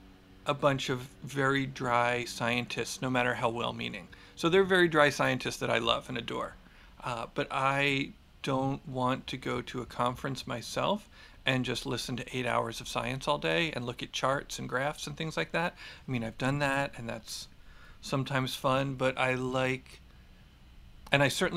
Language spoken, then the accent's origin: English; Philadelphia, Pennsylvania, United States; now in Marin, United States; No, I grew up in Philly. I grew up in the suburbs of Philly. I didn't move to Marin until much later.